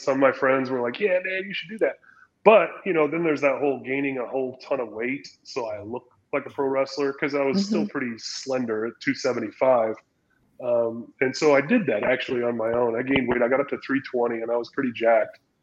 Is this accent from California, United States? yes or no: yes; San Diego, California, United States; also born or lived in Utah; growing up in San Diego